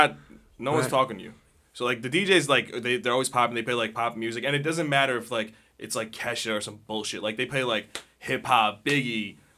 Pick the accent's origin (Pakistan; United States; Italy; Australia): Pakistan; I'm Pakistani